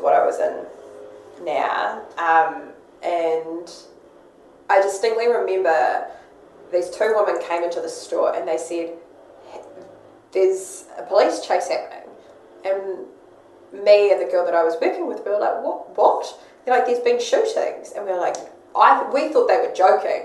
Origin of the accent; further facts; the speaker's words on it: Wellington, New Zealand; moved away as an adult; now in Christchurch, New Zealand; growing up in Wellington where we experienced a lot of earthquakes growing up